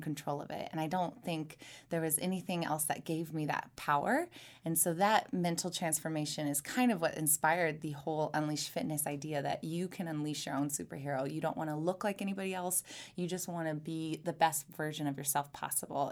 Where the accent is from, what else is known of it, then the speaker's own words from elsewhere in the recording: Missouri, United States; So I'm from Missouri. I was born and raised in a very small town